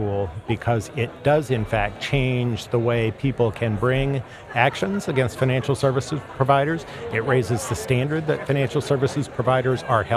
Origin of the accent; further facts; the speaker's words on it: United States; now in Chicago, United States; grew up outside of Kansas City